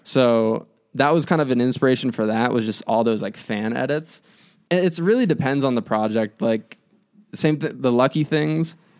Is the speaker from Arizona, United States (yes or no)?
yes; Phoenix, Arizona, United States; now in Chicago, United States; I'm from Phoenix